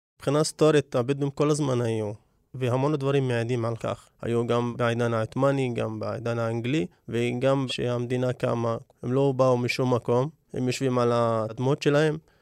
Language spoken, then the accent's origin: Hebrew; Negev, Southern District, Israel; אני מגיע מכפר לא מוכר, כפר שגובל בדיוק בגבולות של אה, כפר מוכר, יישוב קבע שנקרא אבו קרינת